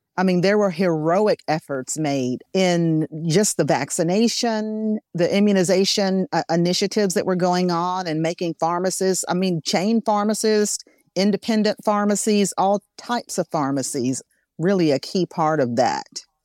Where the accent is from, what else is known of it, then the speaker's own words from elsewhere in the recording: Arkansas, United States; I'm from Arkansas